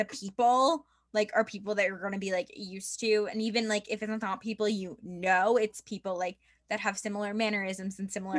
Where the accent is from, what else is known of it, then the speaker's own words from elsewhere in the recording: New York City, New York, United States; Because like I grew up like with New York City as like my backyard.